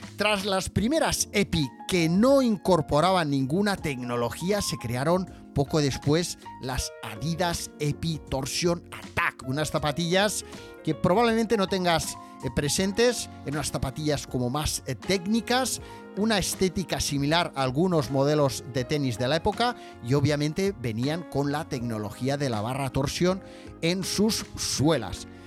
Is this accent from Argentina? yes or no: no; Barcelona, Catalonia, Spain; yo nací en las Ramblas de Barcelona